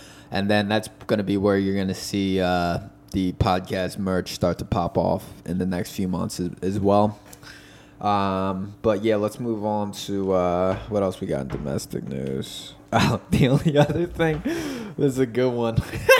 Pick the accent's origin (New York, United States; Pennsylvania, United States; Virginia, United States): Pennsylvania, United States; the Poconos; now in Philadelphia, United States; we're from the Poconos. We've been killing small animals our whole lives